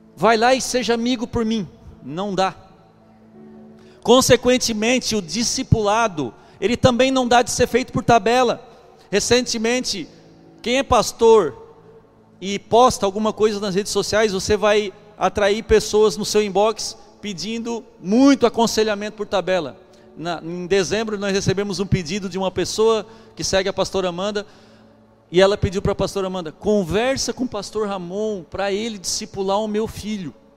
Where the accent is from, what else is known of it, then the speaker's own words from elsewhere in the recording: Brazil; Eu sou brasileiro